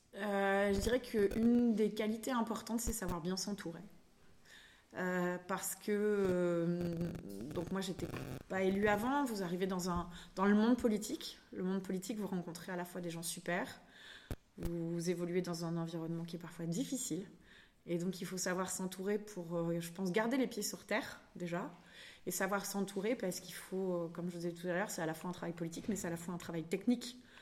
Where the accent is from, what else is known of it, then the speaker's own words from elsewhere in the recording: Limoges, Nouvelle-Aquitaine, France; also born or lived in Saint-Aubin / Rennes; now in Brittany, France; Je suis originaire de Limoges